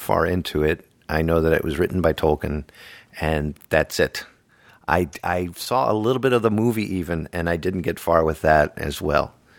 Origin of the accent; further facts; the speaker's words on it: Arlington, Virginia, United States; now in New England, United States; I grew up in Arlington, Virginia